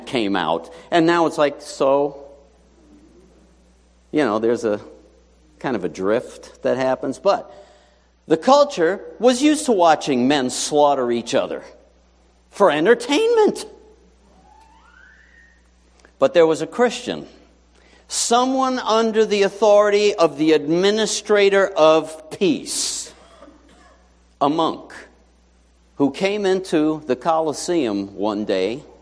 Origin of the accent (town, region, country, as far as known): New York City, New York, United States; born or raised there